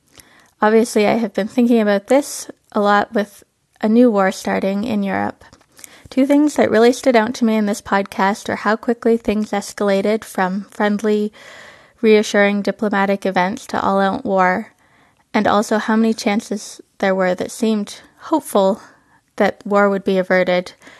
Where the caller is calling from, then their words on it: Truckee, California, United States; from Truckee, California.